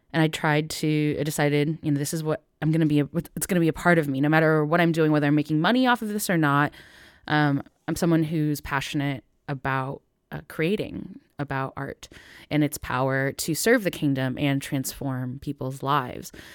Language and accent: English; Northville, Michigan, United States; born in this time period in, in Northville, Michigan